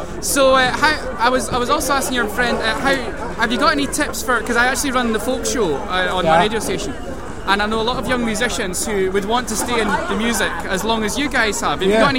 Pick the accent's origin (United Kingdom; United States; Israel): United Kingdom; Penicuik, Scotland; also born or lived in Edinburgh; He actually comes from Pennycook, which is where I come from. It's like there's only 20,000 people there